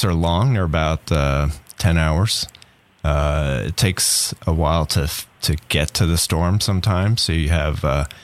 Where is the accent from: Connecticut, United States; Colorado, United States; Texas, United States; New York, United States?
New York, United States; South Shore of Long Island; now in Tallahassee, United States; I grew up on the South Shore of Long Island